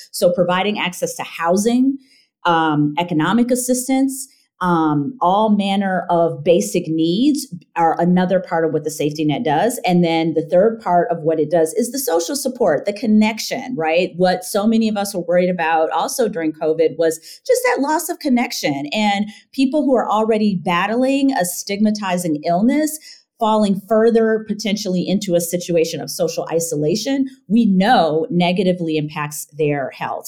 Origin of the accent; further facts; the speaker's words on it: Michigan, United States; moved away; also born or lived in Evanston, Illinois; I am from Michigan